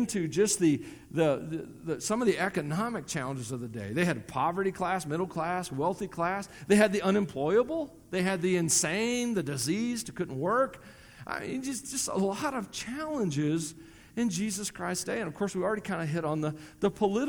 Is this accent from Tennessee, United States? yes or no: yes; Tennessee, United States; accent: southern twang; moved away as an adult; also born or lived in Colorado; now in Wyoming, United States; I'm from Tennessee. It comes out a lot of times. You hear the southern twang